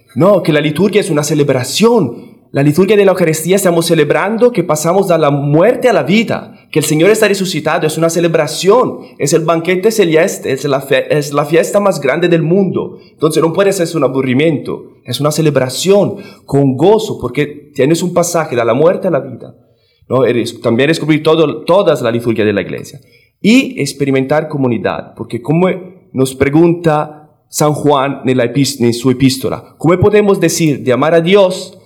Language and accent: Spanish; Italy; Spanish is a second language; now in Washington, D.C., United States; italiano eh, seminarista de Washington, me perdonan por mi español, que es un poco pobre.